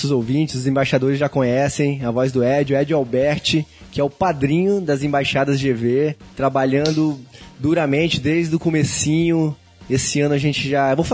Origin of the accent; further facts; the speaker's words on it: Vila Velha, Espírito Santo, Brazil; Mas eu sou de Vila Velha, Espírito Santo e o Ricardo também, né?